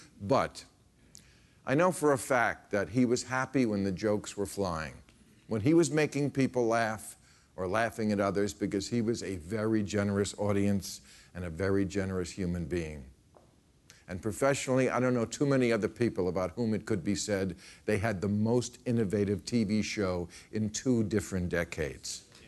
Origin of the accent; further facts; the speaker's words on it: River Vale, New Jersey, United States; that's very close to where I grew up.